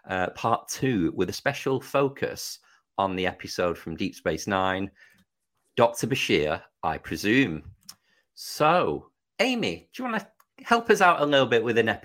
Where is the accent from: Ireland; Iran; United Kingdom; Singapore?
United Kingdom; As a Brit, I know where North Macedonia is because of the Eurovision Song Contest.